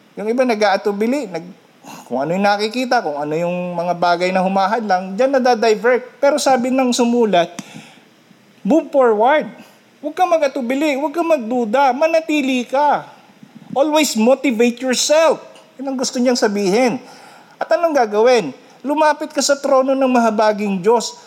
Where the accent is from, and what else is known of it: Philippines